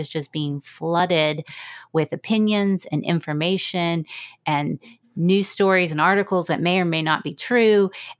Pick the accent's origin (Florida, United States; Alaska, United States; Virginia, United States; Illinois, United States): Virginia, United States; So no disrespect to anyone who lives in West Virginia, but we are from Virginia.